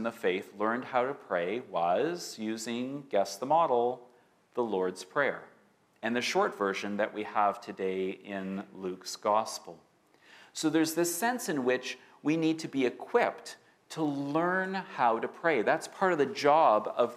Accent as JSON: {"language": "English", "town": "Winnipeg", "region": "Manitoba", "country": "Canada", "tie": "born or raised there", "moved": "yes", "lives_now": "Vancouver, Canada", "said": "growing up in Winnipeg, everyone, and I mean everyone in my elementary school class, went to church"}